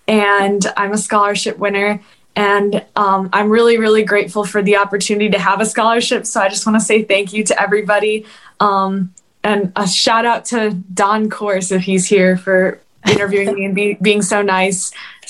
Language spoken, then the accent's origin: English; Michigan, United States; I'm from Michigan